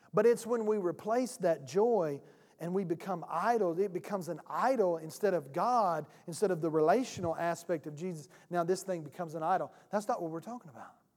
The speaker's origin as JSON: {"language": "English", "region": "South Georgia", "country": "United States", "said": "I am from South Georgia. I'm country."}